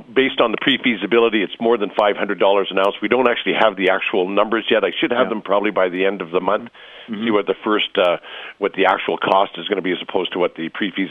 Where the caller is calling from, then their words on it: Denver, Colorado, United States; I'm actually phoning from Denver at Donald's Gold Show in Denver, Colorado.